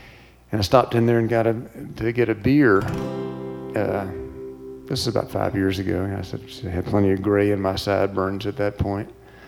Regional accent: Virginia, United States; moved away as an adult; also born or lived in Montana / White Sulphur Springs, Montana; now in Big Timber, United States; I'm originally from Virginia. Actually, I've been in Montana for about 20 years

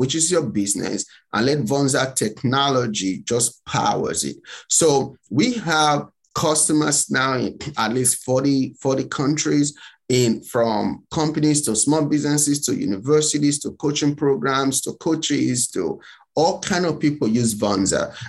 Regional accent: Nigeria; moved away as an adult; now in United States; I'm from Nigeria

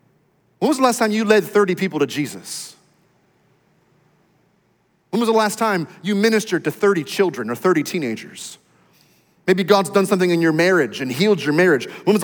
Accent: Texas, United States; I know I go to church once in a while because I'm a Texan and that's what we do.

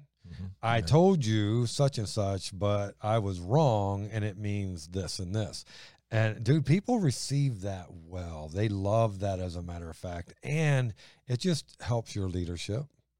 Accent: Ohio, United States; Well, that's just the way it is. I'm from Ohio.

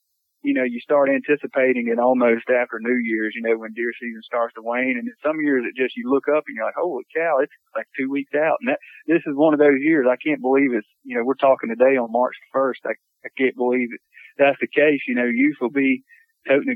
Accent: United States; I grew up in Lawrence County, so not too far from you guys over in Admit, south central part of the state

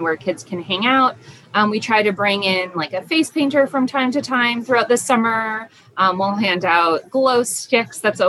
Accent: South County, Rhode Island, United States; I grew up in South County

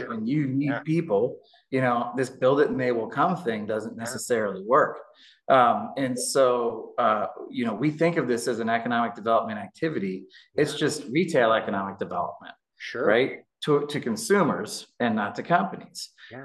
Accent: Indianapolis, Indiana, United States; I was born and raised in Indianapolis

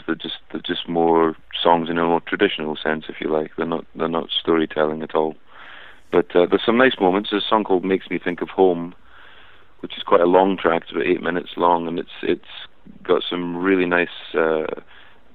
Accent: Scotland, United Kingdom; I'm Scottish.

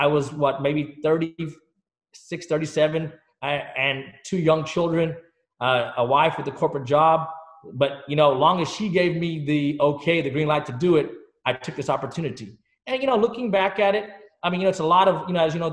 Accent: Dallas, Texas, United States; also born or lived in England; My parents, we moved here when I was a very young age in the state of Texas

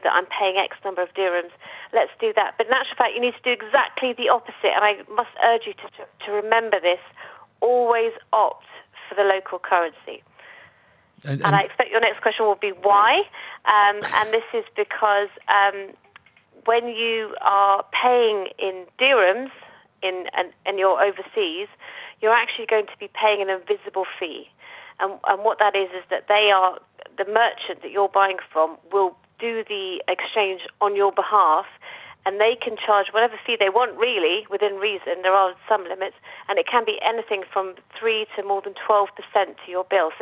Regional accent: United Kingdom; moved away as an adult; now in Dubai, United Arab Emirates; heading back to the UK, which is where I'm from

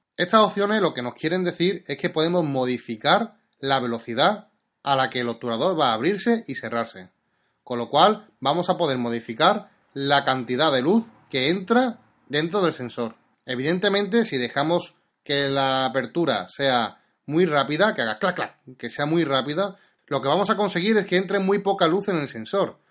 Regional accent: Seville, Andalusia, Spain; yo soy de Sevilla

